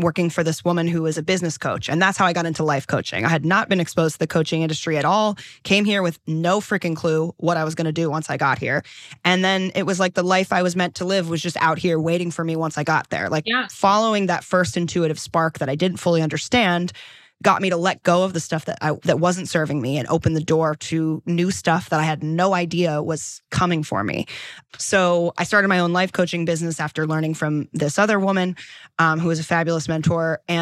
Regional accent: Delaware, United States; moved away as an adult; also born or lived in New York; now in Los Angeles, United States; I'm from Delaware

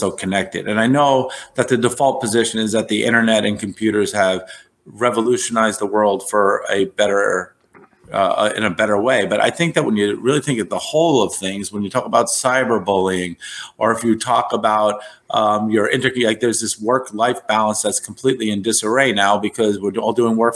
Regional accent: New York City, New York, United States; I come from New York

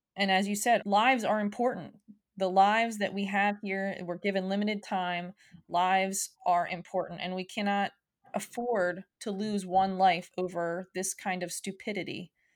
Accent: United States; as an American people

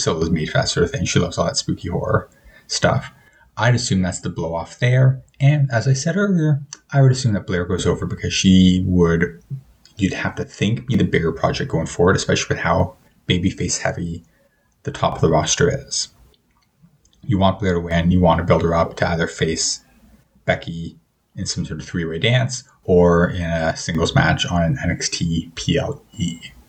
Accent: Canada; But I mean, I said at the start of this episode that I'm Canadian, so put two and two together.

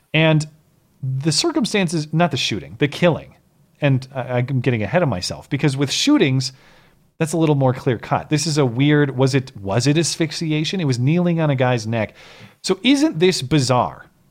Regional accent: Montana, United States; my home state of Montana

